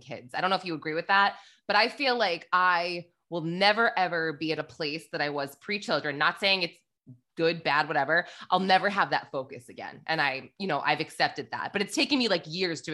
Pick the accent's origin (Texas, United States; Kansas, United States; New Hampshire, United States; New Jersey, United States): New Hampshire, United States; now in New York City, United States; I'm actually from New Hampshire and for a while I live in New York City. I live in Manhattan now